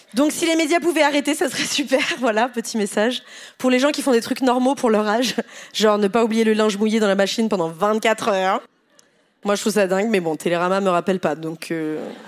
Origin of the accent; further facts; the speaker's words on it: Pontoise, Île-de-France, France; je suis née à Pontoise, dans le 9-5